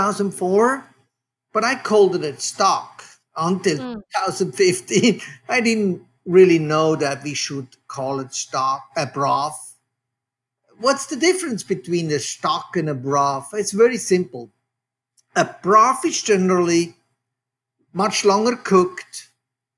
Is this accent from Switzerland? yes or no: yes; Switzerland; now in Oakland, United States; As you can hear from my accent, I am from Switzerland. I'm a third generation butcher. I grew up, just to give listeners a little bit of a perspective where I actually grew up in Switzerland